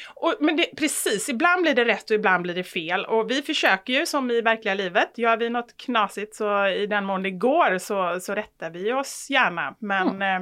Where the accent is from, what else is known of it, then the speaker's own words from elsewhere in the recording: Gothenburg, Västra Götaland, Sweden; moved away; man inte bor i Göteborg längre